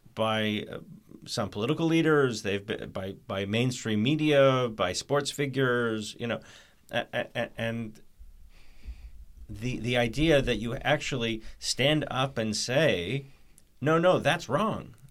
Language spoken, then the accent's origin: English; Canada; I was born in Canada